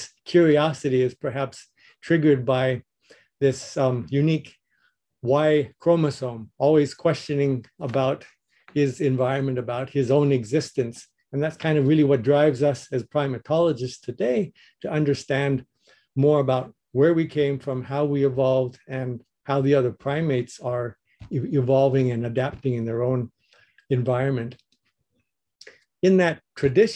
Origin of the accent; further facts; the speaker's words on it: Colorado, United States; moved away as an adult; born and raised in Colorado